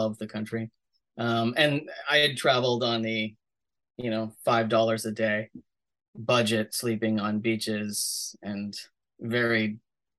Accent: Southern Canada, Canada; I grew up in Southern Canada. So I was in Canada, but I grew up listening to American television and American radio

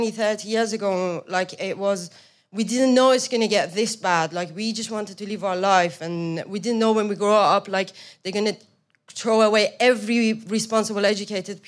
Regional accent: Tehran, Tehran Province, Iran; moved away as an adult; now in United Kingdom; I grew up in Tehran, which is by far the most comfortable place to live in Iran

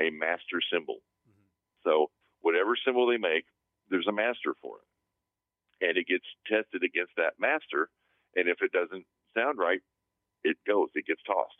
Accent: Texas, United States; moved away as an adult; now in San Fernando Valley, United States; I'm from Texas

